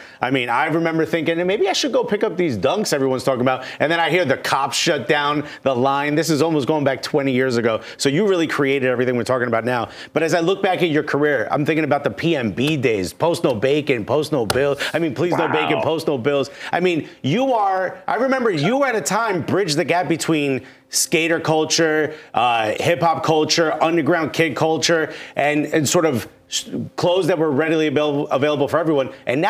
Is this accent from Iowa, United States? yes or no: no; Newark, New Jersey, United States; now in New York, United States; I'm born and raised in Newark. Been living in New York for 20 years.